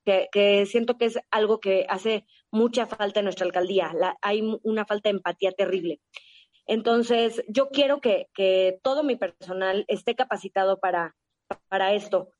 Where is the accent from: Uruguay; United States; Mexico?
Mexico; A mí México me ha dado todo. Yo tengo un amor profundo por mi país, por mi gente, por mi tierra